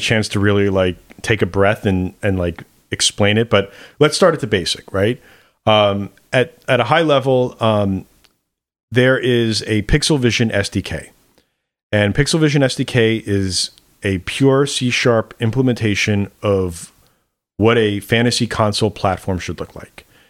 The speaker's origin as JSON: {"language": "English", "region": "New York", "country": "United States", "said": "as a New Yorker"}